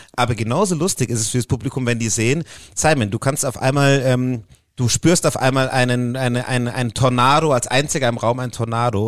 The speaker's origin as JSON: {"language": "German", "town": "Puchheim", "region": "Bavaria", "country": "Germany", "tie": "born or raised there", "accent": "Bavarian", "said": "in äh, Puchheim aufgewachsen. Das ist so 20 Kilometer"}